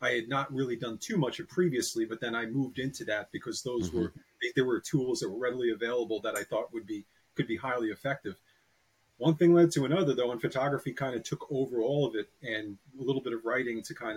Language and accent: English; Piermont, New York, United States; I'm from New York. I was born in Piermont, New York, which is just about 14 miles north of Manhattan